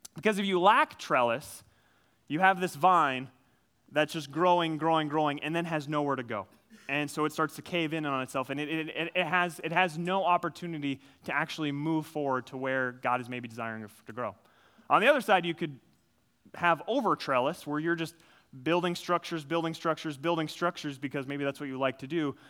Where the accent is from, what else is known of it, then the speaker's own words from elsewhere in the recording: Minnesota, United States; I grew up, uh, I grew up in Minnesota. I'm a Minnesota guy through and through. Grew up on a farm